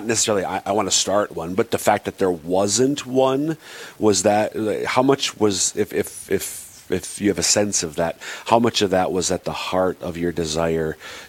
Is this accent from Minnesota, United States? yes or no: yes; Crosby, Minnesota, United States; I'm from Crosby.